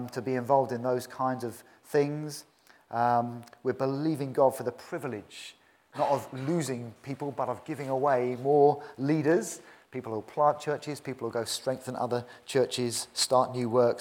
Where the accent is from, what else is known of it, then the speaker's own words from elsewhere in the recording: United Kingdom; In my 47 years, I've never seen genuine revival in this country